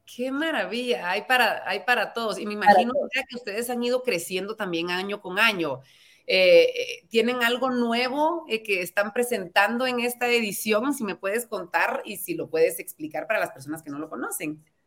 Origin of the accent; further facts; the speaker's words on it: Guatemala; seguimos creciendo como guatemaltecos